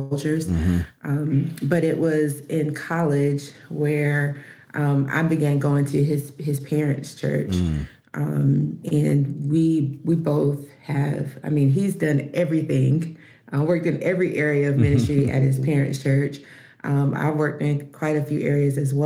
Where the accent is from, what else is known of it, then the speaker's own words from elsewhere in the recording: Fayetteville, North Carolina, United States; now in Charlotte, United States; I'm from Fayetteville, North Carolina